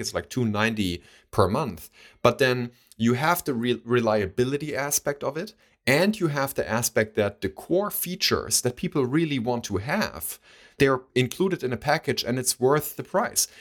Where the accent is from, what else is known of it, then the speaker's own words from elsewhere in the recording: Baunatal, Hesse, Germany; we still have accounts there. It's, it's a local bank, uh, from my hometown